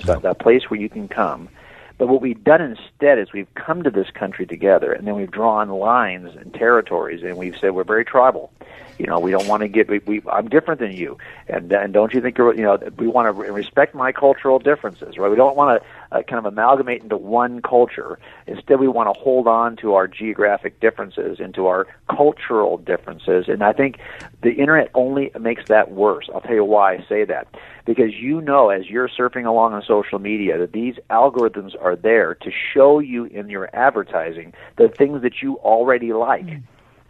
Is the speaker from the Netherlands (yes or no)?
no; Scotland, United Kingdom; look, I thought I was German, but I'm not German, I'm Scottish.